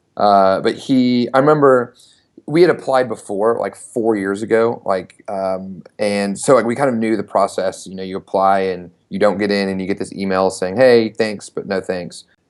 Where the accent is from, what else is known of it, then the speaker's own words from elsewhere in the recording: Knoxville, Tennessee, United States; I'm from Knoxville, Tennessee, uh, born and raised, and ended up going to the University of Tennessee. So basically went to s, went to college in my hometown